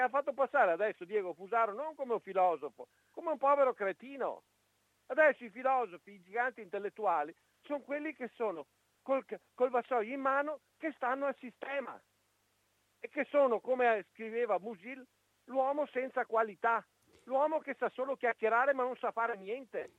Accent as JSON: {"language": "Italian", "country": "Italy"}